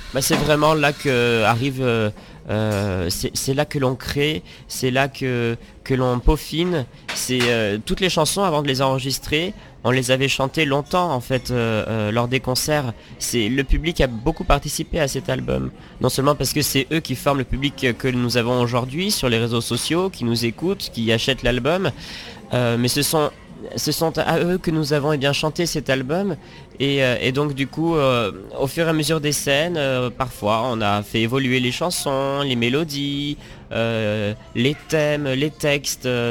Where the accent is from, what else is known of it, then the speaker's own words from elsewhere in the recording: Auvergne-Rhône-Alpes, France; En Rhône-Alpes, en Rhône-Alpes, euh, dans, un, dans un petit village